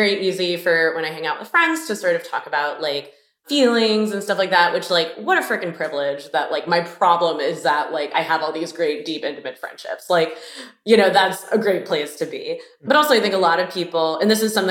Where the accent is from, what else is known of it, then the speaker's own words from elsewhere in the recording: Miami, Florida, United States; moved away; also born or lived in Boston; I'm from Miami and, you know, I took the sunshine for granted, but I really did not vibe with like the people there.